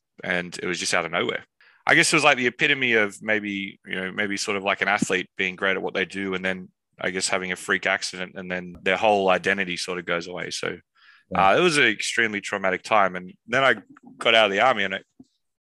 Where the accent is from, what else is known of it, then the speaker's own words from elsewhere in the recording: Australia; now in London, United Kingdom; I'm from Australia, but my family's actually from the UK